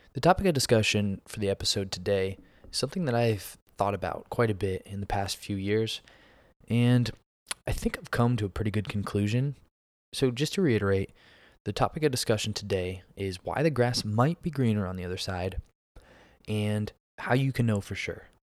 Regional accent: Pennsylvania, United States; moved away as an adult; now in Texas, United States; I'm from Pennsylvania, but I live in Texas now.

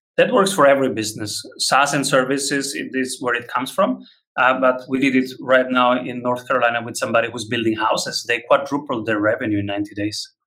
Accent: Rome, Lazio, Italy; moved away as an adult; now in Vienna, Austria; I am from Rome

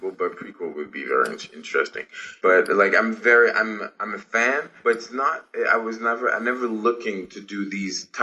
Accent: Haiti; English is a second language; moved away; I'm from Haiti. I'm Haitian

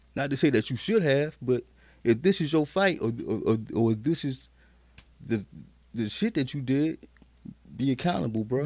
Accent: Carolina, United States; also born or lived in Killeen, Texas; I'm really a Carolina baby.

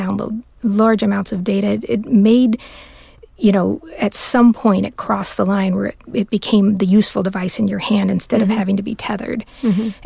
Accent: Southern California, United States; I'm born and raised in Southern California

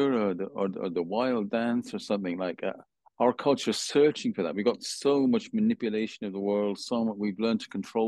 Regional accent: Birmingham, West Midlands, United Kingdom; I was brought up in Birmingham

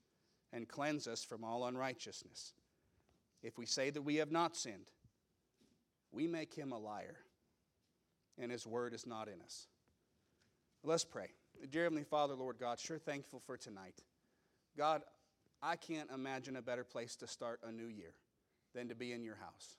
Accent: Meridian, Idaho, United States; I grew up in Meridian, and at that time it was a small town.

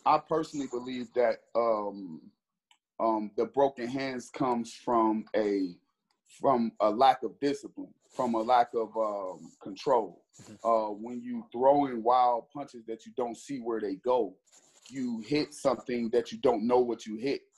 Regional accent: Cleveland, Ohio, United States; I'm from Cleveland, Ohio

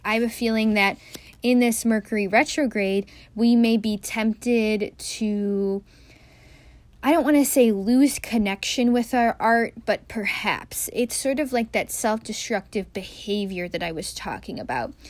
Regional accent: Midwest, United States; a Midwesterner, someone who grew up in the Midwest

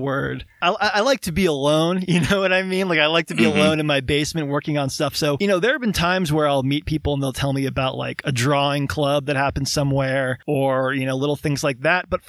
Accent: Tucson, Arizona, United States; moved away as an adult; now in Asheville, United States; I currently live in Asheville, yeah. But I'm originally from Tucson, Arizona, actually

